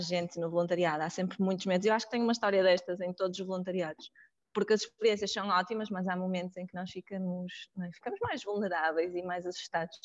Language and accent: Portuguese; Porto, Norte, Portugal; sou do Porto